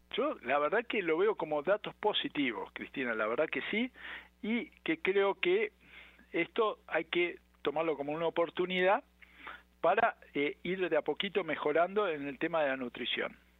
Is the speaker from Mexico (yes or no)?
no; Argentina; moved away; Yo soy argentino